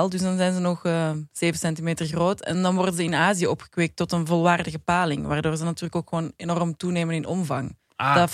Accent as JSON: {"language": "Dutch", "country": "Belgium", "said": "Nee, ik ben van België, jongens. Moet ik het nog eens herhalen? Ik kom van België."}